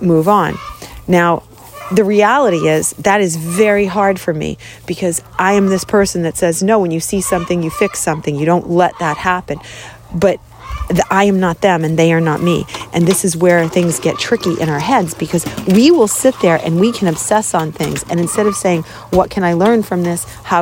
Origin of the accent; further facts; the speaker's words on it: Boston, Massachusetts, United States; I grew up in Boston